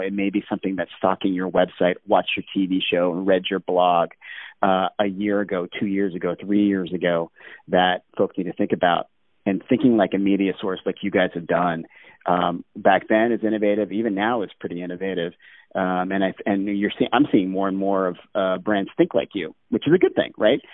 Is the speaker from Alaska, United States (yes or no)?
yes; Alaska, United States; growing up in Alaska